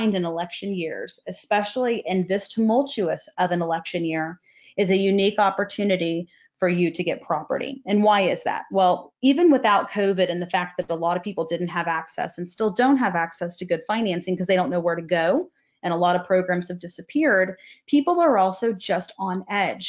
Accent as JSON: {"language": "English", "region": "Texas", "country": "United States", "said": "I'm from Texas"}